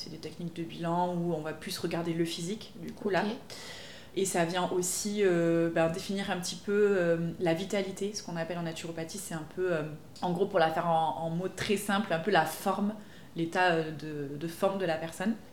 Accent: Pau, Nouvelle-Aquitaine, France; donc à Pau, puisque je suis originaire de Pau.

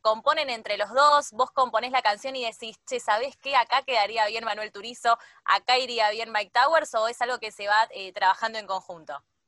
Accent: Argentina; acá en Argentina le decimos boliche

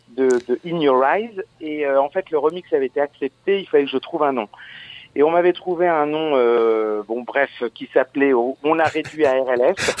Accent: Verdun, Grand Est, France; born or raised there; also born or lived in Audinville

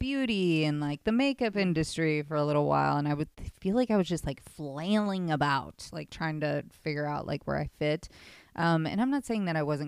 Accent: Midwest, United States; now in Los Angeles, United States; I grew up in the Midwest.

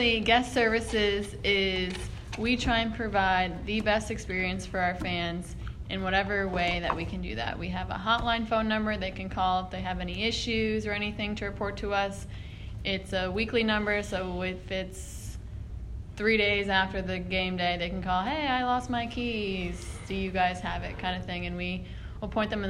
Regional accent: Connecticut, United States; moved away as an adult; now in Baton Rouge, United States; I'm from Connecticut

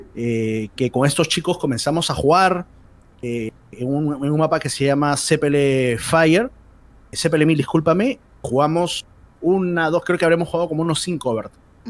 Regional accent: Santa Anita, Lima, Peru; Siempre que me han preguntado de dónde eres, sale mi pecho de Santanita

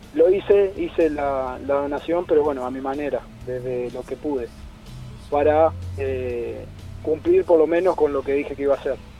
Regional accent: Santa Fe, Argentina; soy de Santa Fe Capital.

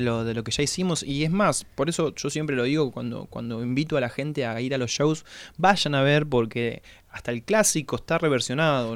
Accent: La Pampa, Argentina; moved away as an adult; now in La Plata, Argentina; Nosotros somos de La Pampa y vinimos a estudiar acá

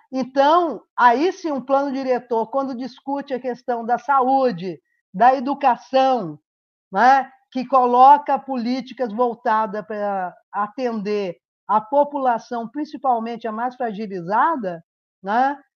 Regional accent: Rio de Janeiro, Brazil; moved away as an adult; now in Uberlândia, Brazil; nasci no Rio de Janeiro, moro em Uberlândia há 30 e poucos anos

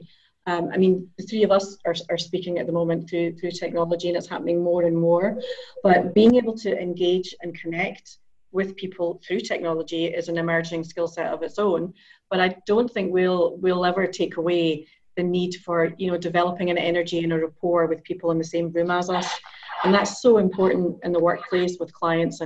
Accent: Edinburgh, Scotland, United Kingdom; moved away as an adult; also born or lived in Iceland; now in Amsterdam, Netherlands; I'm Scottish. I'm Edinburgh born

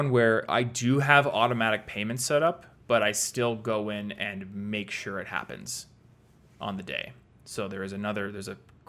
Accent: Iowa, United States; Luckily, I was in Iowa, where my bank is, because I'm from Iowa, so I was able to drive to my bank, have them print me out a check.

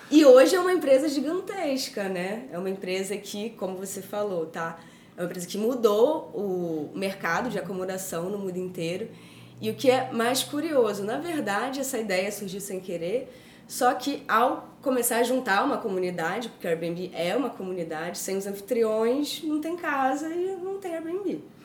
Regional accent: Rio de Janeiro, Brazil; now in São Paulo, Brazil; Eu sou carioca.

